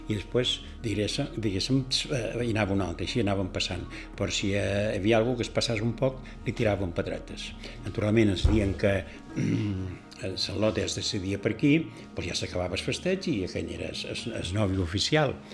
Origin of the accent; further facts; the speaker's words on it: Ibiza, Balearic Islands, Spain; ja t'hi vaig néixer a Eivissa, vaig, vaig créixer allí